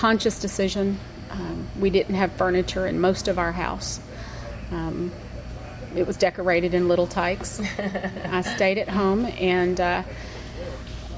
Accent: Columbus, Georgia, United States; also born or lived in Houston, Texas / Atlanta, Georgia; I'm originally from Columbus, Georgia

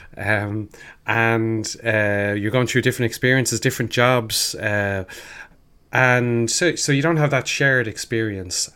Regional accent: Ireland; being an Irish person

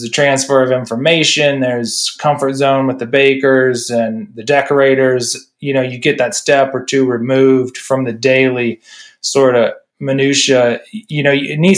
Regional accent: Midwest, United States; moved away; I'm from the Midwest

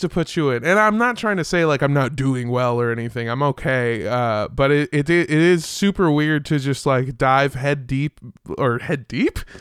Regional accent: United States; as an American

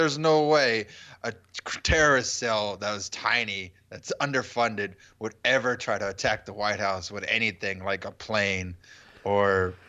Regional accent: Canada; I'm from Canada.

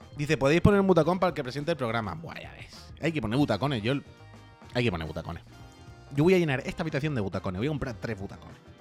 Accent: La Línea de la Concepción, Andalusia, Spain; now in Barcelona, Spain; Yo soy de Cádiz, yo soy de la línea

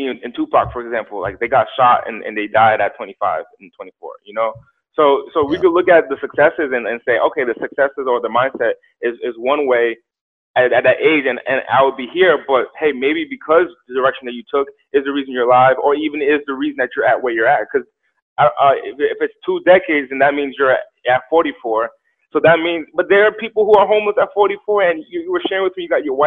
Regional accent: Central Falls, Rhode Island, United States; also born or lived in Pawtucket, Rhode Island; now in Los Angeles, United States; Central Falls, and Pawtucket, Rhode Island. Both of these cities where I was raised

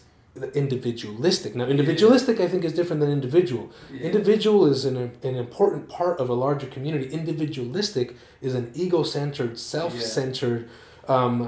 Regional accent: Salt Lake City, Utah, United States; where I grew up in Rose Park

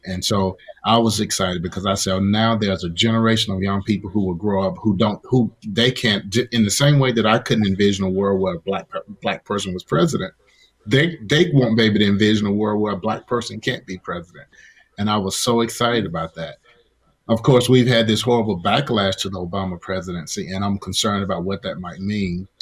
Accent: Mississippi, United States; accent: deep south; moved away as an adult; also born or lived in the southwest; now in Kansas, United States; I grew up in Mississippi

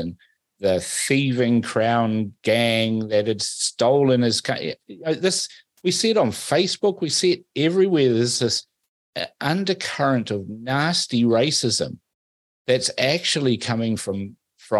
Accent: Fiji; now in New Zealand; I was born in Fiji. I'm a Fijian

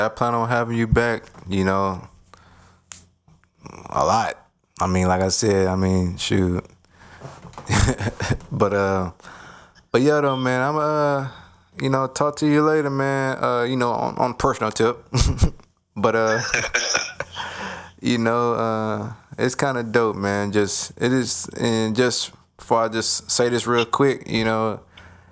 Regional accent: Nashville, Tennessee, United States; now in Atlanta, United States; my home state, Tennessee. I'm from Nashville.

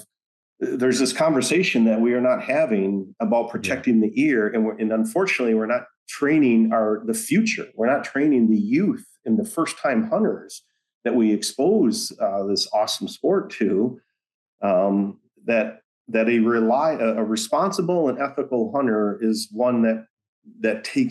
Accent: Michigan, United States; moved away; I was born and raised in Michigan

